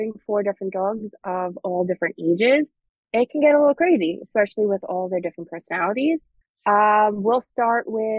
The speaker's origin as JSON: {"language": "English", "region": "New York", "country": "United States", "said": "we're from New York."}